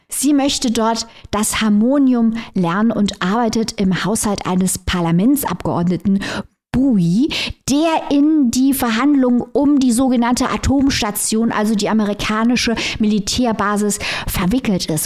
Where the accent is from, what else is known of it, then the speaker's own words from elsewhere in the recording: Germany; wir als Deutsche